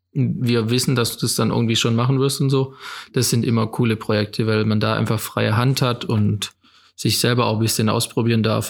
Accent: Rottweil, Baden-Württemberg, Germany; ich bin hier aufgewachsen in Rottweil, in einem kleinen Dorf bei Rottweil, Zepfenhorn

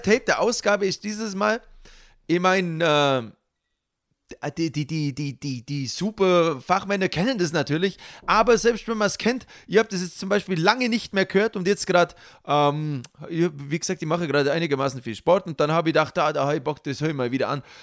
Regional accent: Allgäu, Germany; bei uns im Allgäu

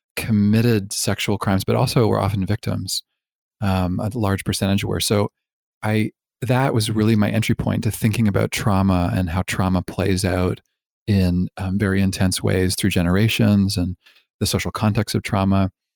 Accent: Toronto, Ontario, Canada; also born or lived in Vancouver; I grew up in Canada, in Toronto

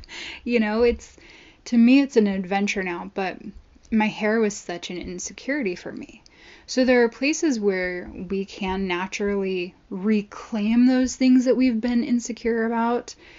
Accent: Long Beach, California, United States; I grew up in Southern California

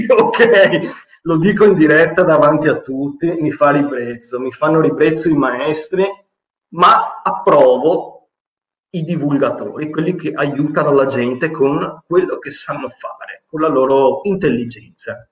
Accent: Venice, Veneto, Italy; Io sono veneziano

